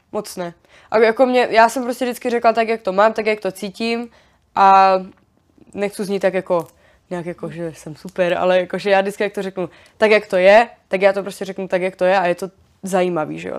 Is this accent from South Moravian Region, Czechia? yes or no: no; Frýdek-Místek, Moravian-Silesian Region, Czechia; já jsem z Frýdku místku